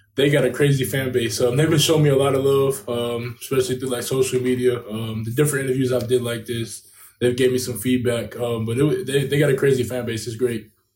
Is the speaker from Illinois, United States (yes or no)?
no; Kentucky, United States; back here in my hometown of Kentucky